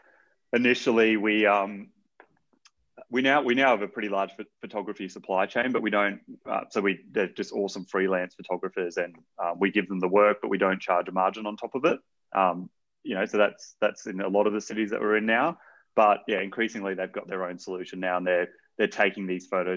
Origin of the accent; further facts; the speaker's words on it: Brisbane, Queensland, Australia; moved away; I'm from Brisbane originally